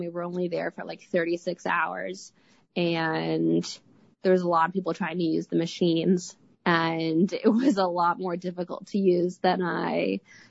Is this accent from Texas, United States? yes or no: no; Atlanta, Georgia, United States; I grew up in Atlanta. So luckily I still have a lot of friends here